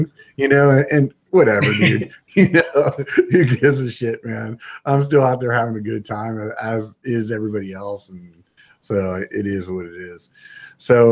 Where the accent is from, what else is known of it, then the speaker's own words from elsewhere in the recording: Pennsylvania, United States; I grew up in Pennsylvania, so I mean, we'd have snow in the wintertime